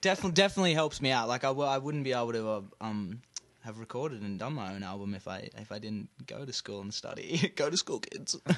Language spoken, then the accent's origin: English; Brisbane, Queensland, Australia; accent: Australian; moved away as an adult; now in Canada; I'm from Brisbane, Australia